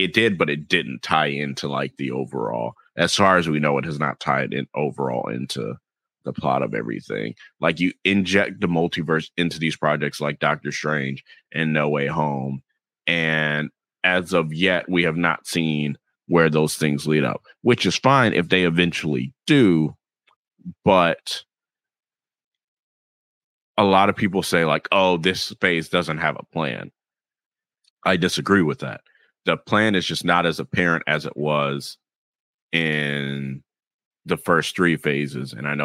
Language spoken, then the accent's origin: English; the South, United States; accent: Southern; and my southern accent stayed where it should be.